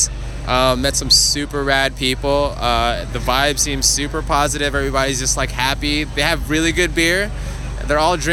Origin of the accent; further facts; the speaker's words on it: Torrance, California, United States; also born or lived in Chicago; I grew up in the South Bay Area, Torrance Gardena